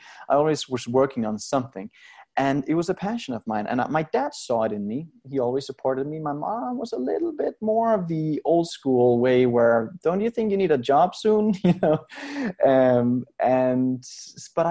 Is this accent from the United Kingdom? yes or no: no; Denmark; moved away as an adult; now in Las Vegas, United States; I grew up in Denmark in Europe and had a very happy childhood.